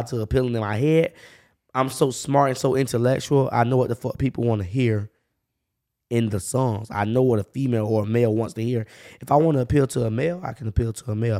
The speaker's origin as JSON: {"language": "English", "town": "Jacksonville", "region": "Florida", "country": "United States", "tie": "born or raised there", "said": "I grew up on the north side"}